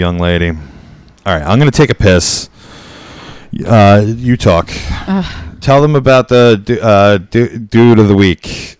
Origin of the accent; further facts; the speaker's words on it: New York, United States; We're from New York up here.